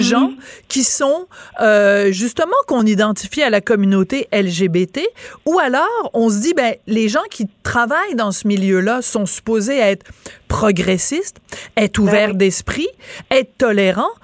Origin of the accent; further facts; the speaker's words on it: France; accent: French; now in Quebec, Canada; j'ai un accent français